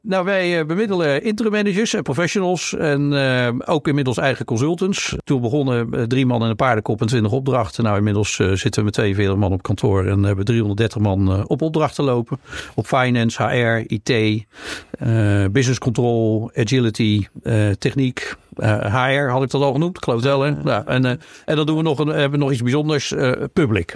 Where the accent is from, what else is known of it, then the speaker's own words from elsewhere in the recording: Rotterdam, South Holland, Netherlands; ik ben een Rotterdammer